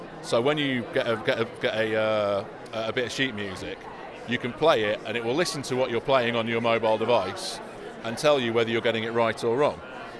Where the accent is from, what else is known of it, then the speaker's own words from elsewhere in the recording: Daventry, East Midlands, United Kingdom; Amazing. Daventry.